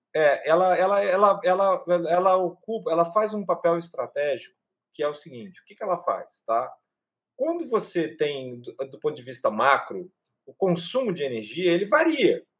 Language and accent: Portuguese; Brazil; Eu e o Cláudio somos brasileiros.